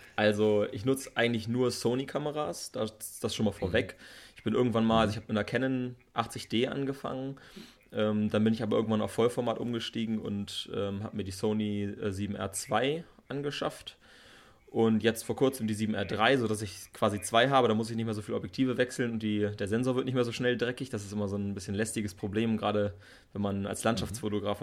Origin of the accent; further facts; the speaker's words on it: Bad Harzburg, Lower Saxony, Germany; ich bin hier in, äh, im Harz aufgewachsen, ne, in der Nähe hier geboren und äh, lebe schon mein ganzes Leben hier in Bad Harzburg